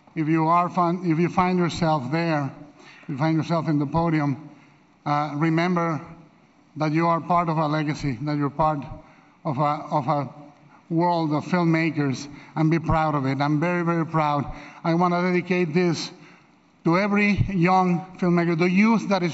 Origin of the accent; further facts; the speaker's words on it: Mexico; Growing up in Mexico as a kid